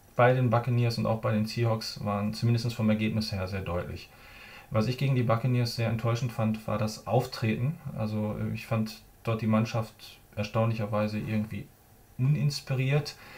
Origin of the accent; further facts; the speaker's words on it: North Rhine-Westphalia, Germany; ich bin Ostwestfale